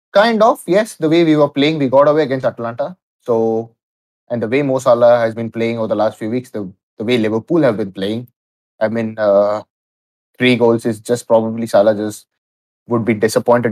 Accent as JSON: {"language": "English", "country": "India", "said": "Being an Indian"}